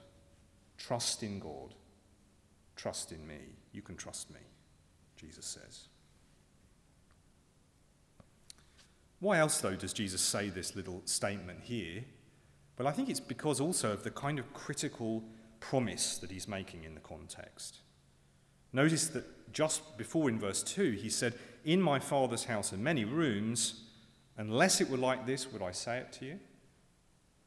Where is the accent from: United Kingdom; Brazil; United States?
United Kingdom; around London; moved away; when I was at school growing up around London